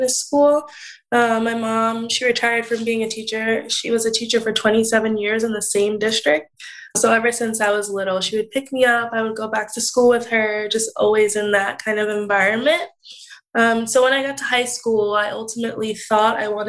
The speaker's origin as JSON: {"language": "English", "region": "New Jersey", "country": "United States", "also_born_or_lived": "Indiana", "said": "when I come back home from Indiana to New Jersey, I would still shadow SLPs here in the area, New Jersey."}